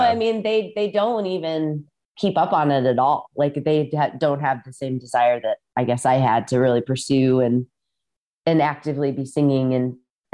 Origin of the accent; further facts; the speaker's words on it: Rock Island, Illinois, United States; moved away; also born or lived in Southern California; I grew up in Rock Island, Illinois, which is right on the Mississippi River across from Iowa.